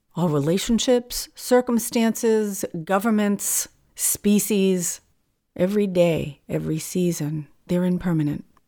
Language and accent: English; New England, United States; now in California, United States; I'm from New England, so the four seasons are very distinct